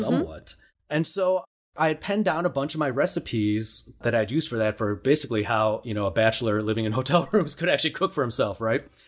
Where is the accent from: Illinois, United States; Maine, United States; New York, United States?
Illinois, United States; Chicago; I grew up in Chicago